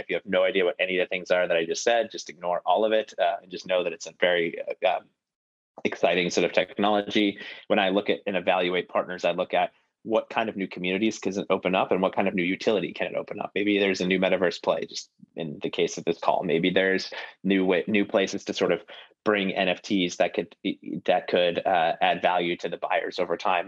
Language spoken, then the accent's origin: English; Buffalo, New York, United States; now in Boston, United States; I grew up in Buffalo, New York as well